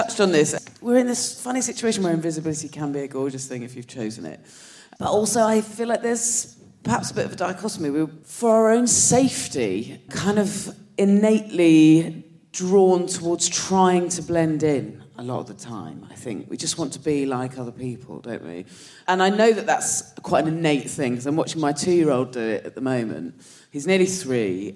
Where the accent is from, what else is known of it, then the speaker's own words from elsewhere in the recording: Dorset, South West England, United Kingdom; moved away; I'm from Dorset